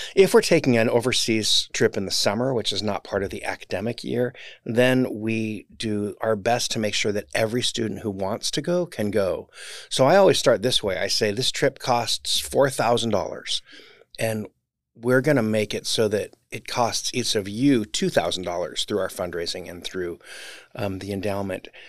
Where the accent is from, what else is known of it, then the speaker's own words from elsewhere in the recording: Orange, California, United States; I grew up in Orange